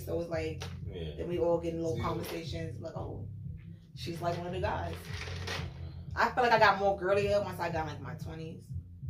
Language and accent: English; New York City, New York, United States; Born and raised in Harlem.